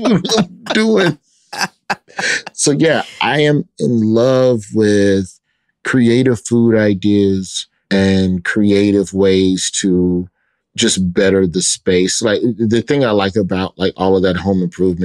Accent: Birmingham, Alabama, United States; in Birmingham growing up on the West Side

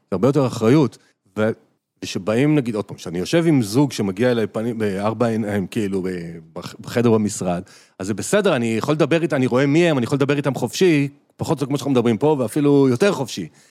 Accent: Israel; אנחנו ישראלים

